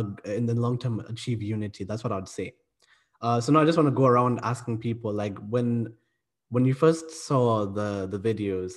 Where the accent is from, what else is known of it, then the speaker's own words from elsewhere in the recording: Kenya; also born or lived in South Africa; now in United Kingdom; I'm from Kenya, but I've also lived in South Africa, and I'm currently living in the UK